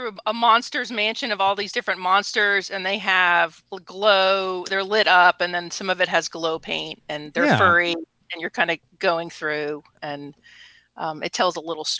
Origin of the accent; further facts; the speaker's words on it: Florida, United States; moved away; I'm from Florida.